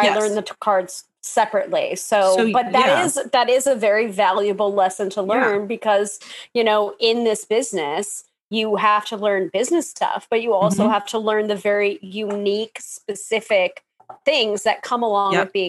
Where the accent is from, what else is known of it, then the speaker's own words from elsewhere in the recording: New York, United States; the New Yorker.